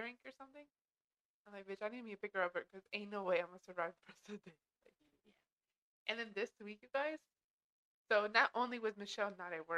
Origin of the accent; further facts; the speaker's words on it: Texas, United States; moved away; I'm from Texas